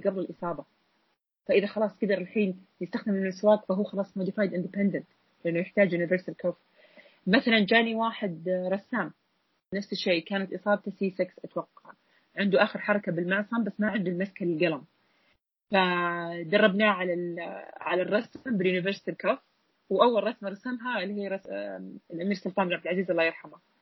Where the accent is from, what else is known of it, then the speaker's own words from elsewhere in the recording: Saudi Arabia; عندنا بالسعودية